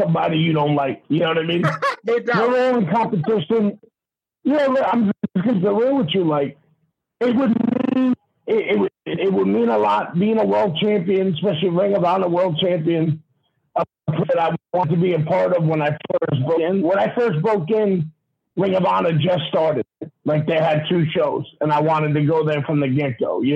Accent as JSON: {"language": "English", "region": "New York", "country": "United States", "tie": "born or raised there", "said": "It's my hometown. You know what I mean? My home state, whatever you want to call it. You know what I mean? And like every other New Yorker"}